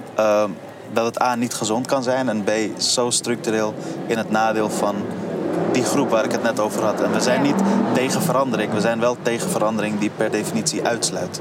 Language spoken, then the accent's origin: Dutch; Amsterdam, North Holland, Netherlands; waar ik ben opgegroeid bij het Buikschotermeerplein